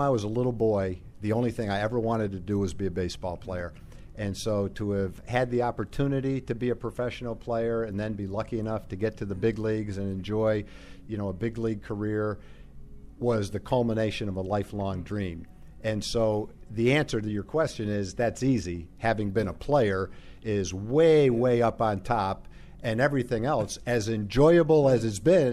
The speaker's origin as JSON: {"language": "English", "region": "New England", "country": "United States", "moved": "as an adult", "lives_now": "Texas, United States", "said": "I'm from New England"}